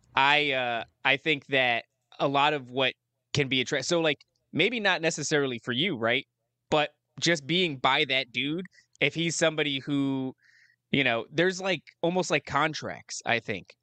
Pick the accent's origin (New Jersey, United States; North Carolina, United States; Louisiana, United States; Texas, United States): New Jersey, United States; moved away; also born or lived in upstate New York / Las Vegas; I'm from New Jersey originally